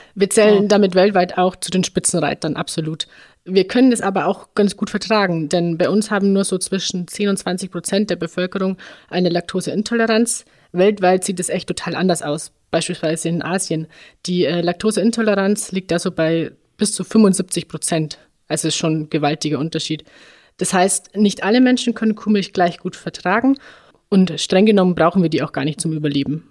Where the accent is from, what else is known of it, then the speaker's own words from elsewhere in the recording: Upper Bavaria, Germany; in dem Ort, wo ich aufgewachsen bin, also im oberbayerischen im Dorfleben